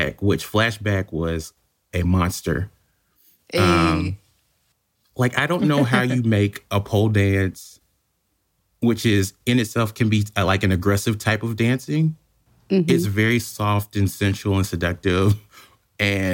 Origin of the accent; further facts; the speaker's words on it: United States; as an American